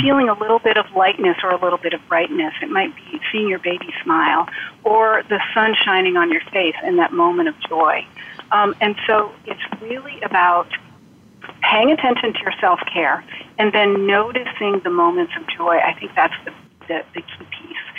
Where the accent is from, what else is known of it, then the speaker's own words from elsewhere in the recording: Vermont, United States; I now work in an outpatient, uh, outpatient oncology clinic in my home state of Vermont